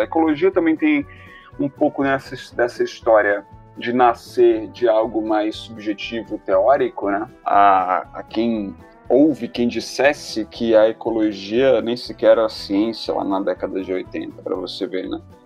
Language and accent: Portuguese; Belo Horizonte, Minas Gerais, Brazil; Eu nasci em Belo Horizonte, numa metrópole